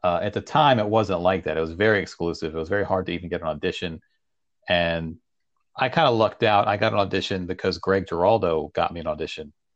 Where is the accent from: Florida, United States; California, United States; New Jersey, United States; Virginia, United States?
Virginia, United States; Leesburg; also born or lived in Iran; I'm from Northern Virginia. Leesburg is where I grew up.